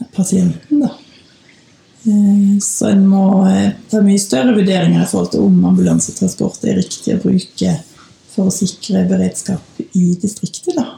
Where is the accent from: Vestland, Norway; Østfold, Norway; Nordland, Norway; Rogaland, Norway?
Vestland, Norway; Bergen; moved away as an adult; also born or lived in Denmark; now in Gudbrandsdalen, Norway; jeg kommer fra Bergen.